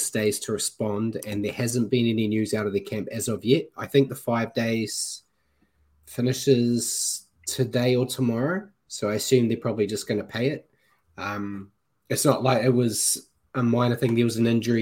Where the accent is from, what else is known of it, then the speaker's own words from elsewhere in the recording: New Zealand; as a Kiwi